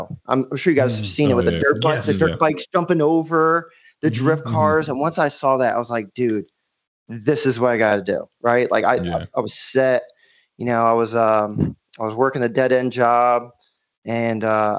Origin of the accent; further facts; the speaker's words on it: Myrtle Beach, South Carolina, United States; Okay. So, yeah, I'm from Myrtle Beach, South Carolina.